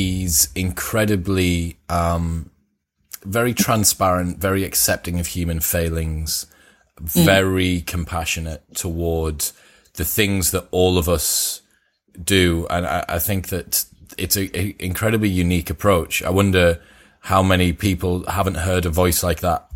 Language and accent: English; Teesside, North East England, United Kingdom; I'm from Teesside, so we weren't taught much about